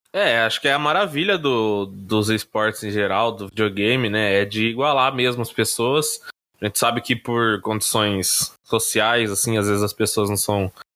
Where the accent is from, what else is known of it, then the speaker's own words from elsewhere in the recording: Brazil; como brasileiros